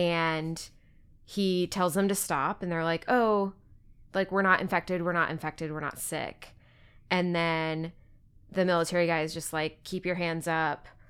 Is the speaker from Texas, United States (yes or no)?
yes; Texas, United States; I'm from Texas